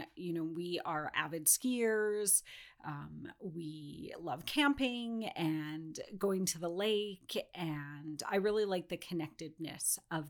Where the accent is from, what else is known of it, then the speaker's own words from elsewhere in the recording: Castlegar, British Columbia, Canada; born there; also born or lived in Ontario; Yeah, so I was born in Castlegar in the Kootenays. And had the opportunity to kind of live in different parts of British Columbia, as well as Ontario for a couple of years until I found my way up at UNBC.